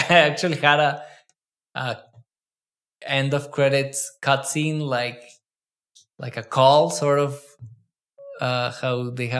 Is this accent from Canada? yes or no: no; Mexico; I'm like, no, I'm Mexican too.